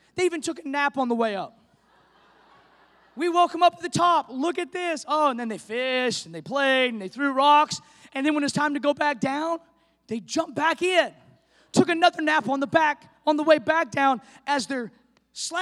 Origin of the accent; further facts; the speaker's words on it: the Northwest, Pacific Northwest, United States; moved away; We're from the Northwest